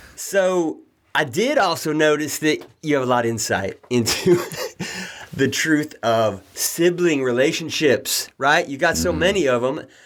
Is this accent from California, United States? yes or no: yes; Redding, California, United States; I grew up in Redding, California